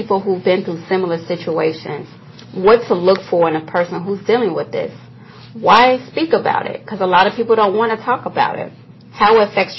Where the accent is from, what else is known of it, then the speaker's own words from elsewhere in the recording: Chicago, Illinois, United States; I was born here in Chicago in Inglewood, which, as of you know, is a rough part of the city, but I'm proud of it. Growing up in Inglewood